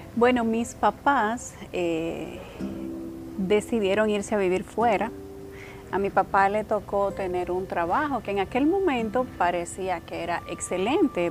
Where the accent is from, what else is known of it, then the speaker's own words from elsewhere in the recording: Licey al Medio, Santiago, Dominican Republic; en ese terreno yo vivía. Una parte de ese terreno era mi casa. Ahí yo me tiraba en yagua con mis hermanos